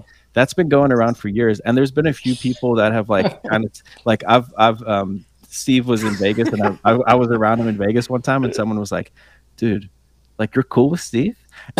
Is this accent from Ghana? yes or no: no; South Africa; moved away; I was born in South Africa.